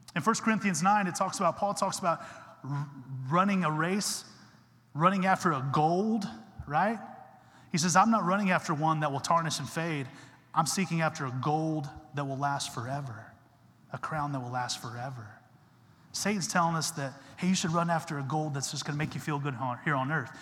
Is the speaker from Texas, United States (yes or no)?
yes; Texas, United States; I'm from Texas